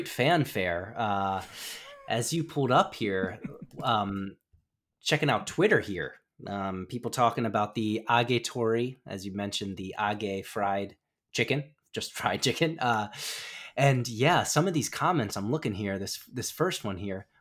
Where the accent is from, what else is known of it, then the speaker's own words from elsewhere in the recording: United States; moved away as an adult; now in Japan; growing up in the States, the kingdom of corn